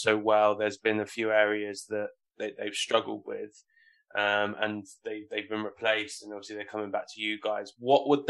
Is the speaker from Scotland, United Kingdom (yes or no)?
no; Hampshire, South East England, United Kingdom; I grew up in Hampshire.